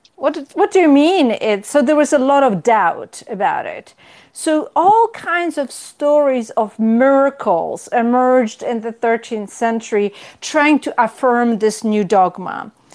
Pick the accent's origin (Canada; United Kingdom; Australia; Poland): Poland; moved away as an adult; also born or lived in Israel; now in United States; I grew up in Poland, in communist Poland